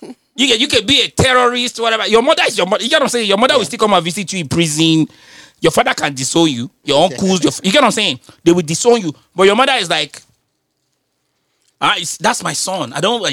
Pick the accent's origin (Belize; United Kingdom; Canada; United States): United Kingdom; London; Because I'm from London.